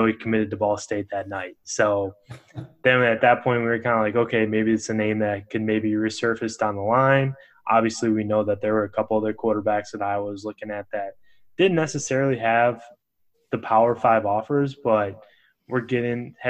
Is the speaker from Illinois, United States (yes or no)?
yes; western suburbs of Chicago, Illinois, United States; I'm from the western suburbs of Chicago